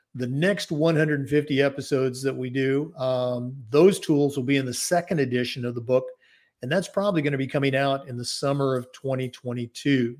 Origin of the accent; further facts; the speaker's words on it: Oregon, United States; growing up in the Pacific Northwest, uh, born and raised in Oregon